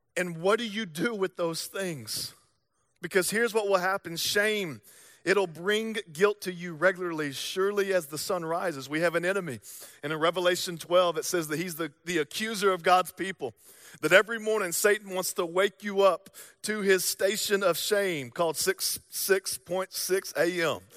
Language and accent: English; the South, United States; accent: Southern drawl; moved away; I'm from the South